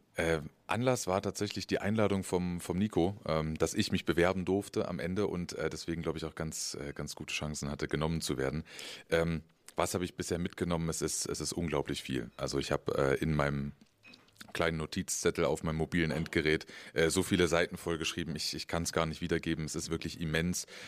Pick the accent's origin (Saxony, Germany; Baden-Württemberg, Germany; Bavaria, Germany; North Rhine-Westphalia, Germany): Saxony, Germany; Leipzig; komme aus Leipzig